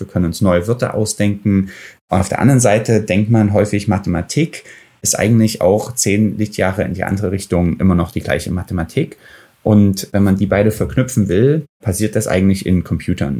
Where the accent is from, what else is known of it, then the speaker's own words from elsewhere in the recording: Dresden, Saxony, Germany; moved away as an adult; also born or lived in Ethiopia; now in Silicon Valley, United States; Ich bin in Dresden geboren, einige Jahre vor dem Mauerfall und war dann drei Jahre in Äthiopien auch als kleines Kind